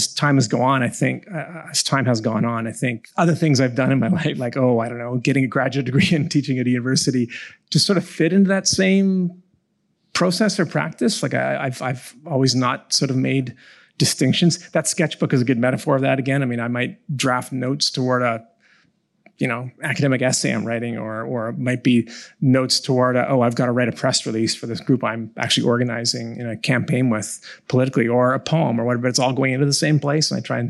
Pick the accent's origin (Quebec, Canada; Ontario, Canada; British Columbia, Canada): British Columbia, Canada; Victoria; But I was born on Saanich territory in Victoria, grew up there.